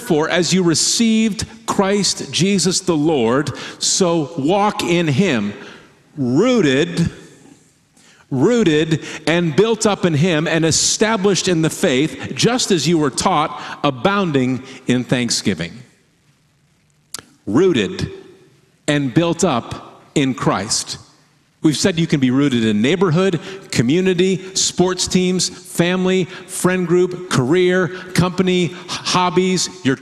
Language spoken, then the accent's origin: English; Michigan, United States; moved away as an adult; now in Oregon, United States; the state where we grew up in Michigan